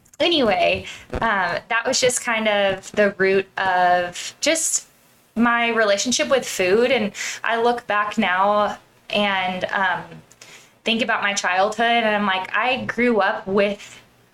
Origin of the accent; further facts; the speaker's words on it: Central California, United States; I grew up in Central California